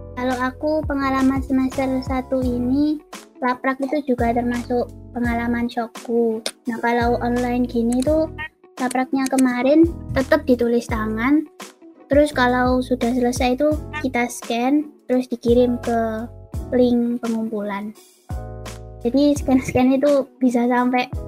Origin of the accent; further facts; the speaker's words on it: Gresik, East Java, Indonesia; now in Surabaya, Indonesia; Asalku dari Kota Gresik.